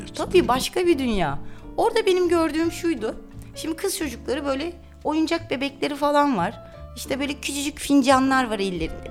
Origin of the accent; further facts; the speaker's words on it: Istanbul, Turkey; Kadıköy'de doğdum, büyüdüm.